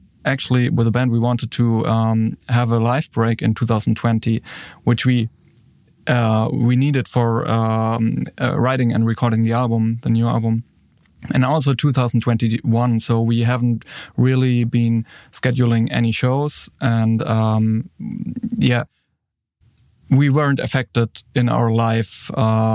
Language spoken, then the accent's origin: English; Würzburg, Bavaria, Germany; here in my hometown, Würzburg